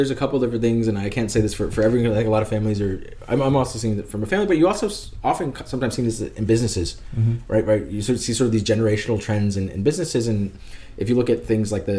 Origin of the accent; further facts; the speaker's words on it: United States; now in Denmark; I'm an American. I live in, we're here in Denmark